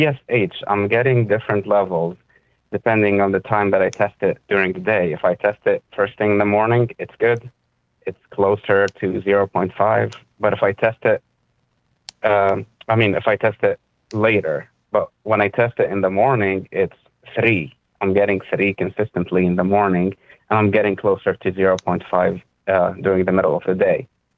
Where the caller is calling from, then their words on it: Philadelphia, Pennsylvania, United States; I'm calling from Philadelphia.